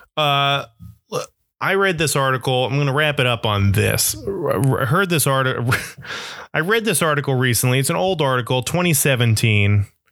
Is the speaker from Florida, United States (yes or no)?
yes; Florida, United States; now in Brooklyn, New York, United States; growing up in Florida